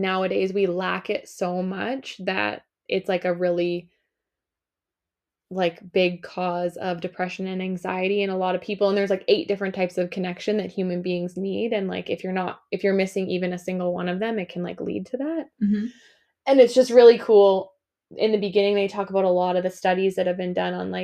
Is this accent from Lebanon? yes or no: no; North Vancouver Island, British Columbia, Canada; I grew up on Vancouver Island, and we're the North End